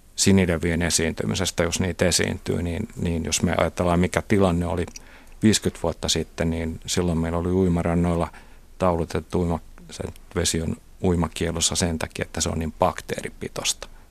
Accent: Kotka, Kymenlaakso, Finland; mä oon Kotkasta kotosi, jossa Kymijoen varrella

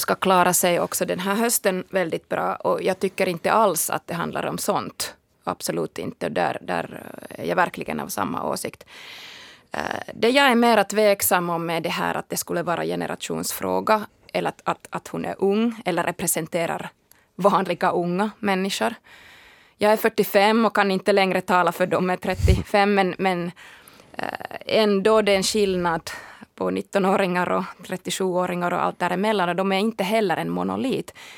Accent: Finland

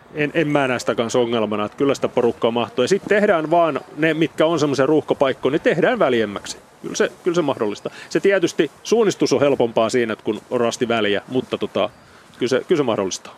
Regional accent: Turku, Southwest Finland, Finland; en ole Paimiosta kun tuun Turusta

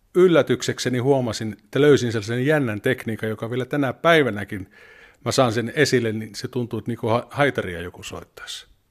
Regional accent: Mikkeli, South Savo, Finland; also born or lived in Tuusula; now in Vantaa, Finland; Mikkelistä olen kotoisin.

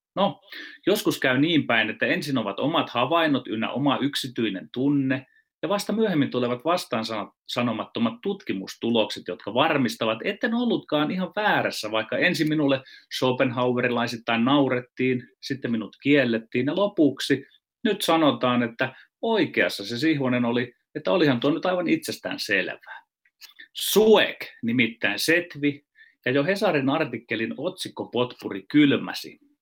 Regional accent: Ostrobothnia, Finland; Meillä Pohjanmaalla käytetään vertausta ahneesta sijasta

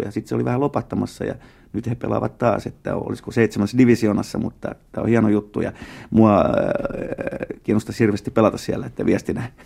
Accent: Finland; first language Tatar; tatarilainen vähemmistö täällä Suomessa ja, ja sitten tota, niin, tämä meidän suku on tullut 1800-luvun loppupuolella täällä tänne Suomeen

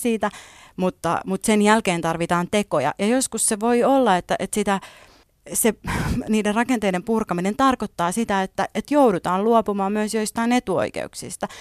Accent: Finland; first language Finnish; mä oon syntynyt täällä, ollut täällä aina, suomi on mun äidinkieli

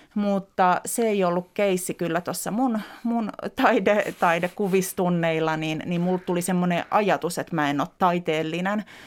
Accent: Helsinki, Uusimaa, Finland; also born or lived in Lohja; Mä oon tuossa viisivuotias ja tämä on otettu varmaan aika pian sen jälkeen, kun muutettiin Lohjalta Helsinkiin meidän me, Pitäjänmäkeen

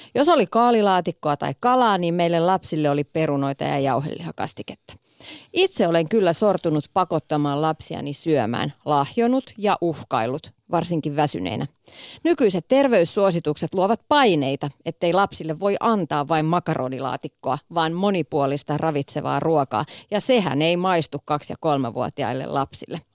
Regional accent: Kouvola, Kymenlaakso, Finland; Mä oon siis Kouvolasta kotoisin, kymenlaaksolainen

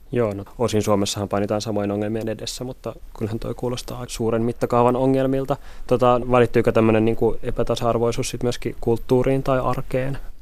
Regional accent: Helsinki, Uusimaa, Finland; Itse on kolmekymppinen helsinkiläinen

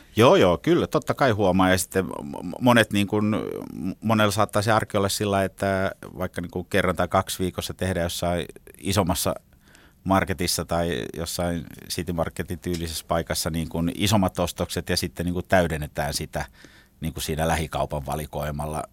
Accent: Finland; also born or lived in Regensburg, Germany; now in Helsinki, Finland; mä oon Suomesta

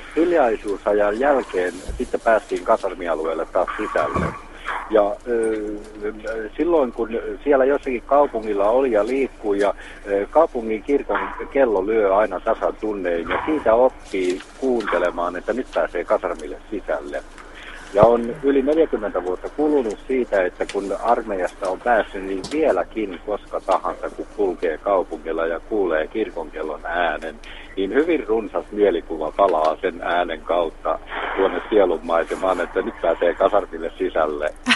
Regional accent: Jalasjärvi, South Ostrobothnia, Finland; now in Vaasa, Finland; mä olen syntyisin Etelä-Pohjanmaalta ja mä palaan joskus ja käyn syntymäkotona

